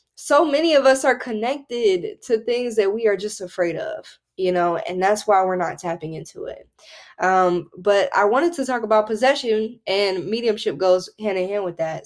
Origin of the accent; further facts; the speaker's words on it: the Bible Belt, United States; growing up in the Bible Belt